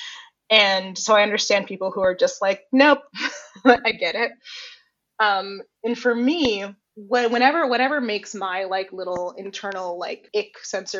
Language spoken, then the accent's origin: English; Johnstown, Pennsylvania, United States; born or raised there; now in New York, United States